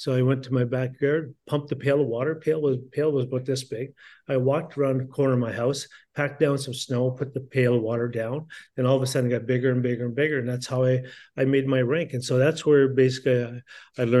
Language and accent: English; Garden River, Ontario, Canada; growing up where I grew up in Garden River First Nation, it's a small First Nation community outside of the city of Sault Ste. Marie.